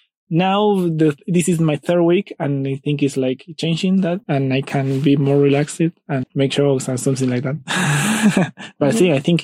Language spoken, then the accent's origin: English; Argentina; first language Spanish; English is a second language; I'm from Argentina. I live in Buenos Aires, in a city near Buenos Aires. It's called Berazategui.